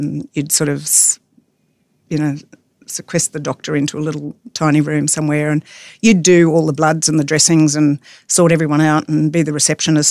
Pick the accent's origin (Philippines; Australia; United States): Australia; North Queensland; moved away as an adult; also born or lived in Charleville / London; I'm from North Queensland